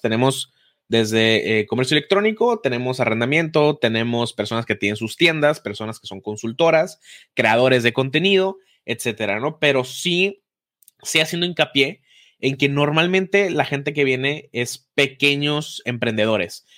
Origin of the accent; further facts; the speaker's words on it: Hermosillo, Sonora, Mexico; yo soy de Hermosillo